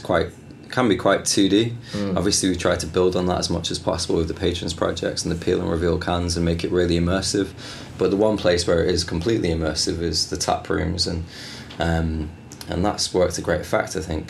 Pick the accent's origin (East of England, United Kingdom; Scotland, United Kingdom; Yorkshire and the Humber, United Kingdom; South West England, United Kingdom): Yorkshire and the Humber, United Kingdom; Bradford; also born or lived in Manchester / Bristol; So I was born in Manchester. I was there till I was 6, and then Bradford after that.